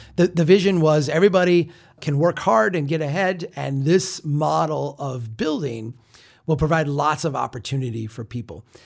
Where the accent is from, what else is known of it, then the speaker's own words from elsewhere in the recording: Minnesota, United States; as a Minnesotan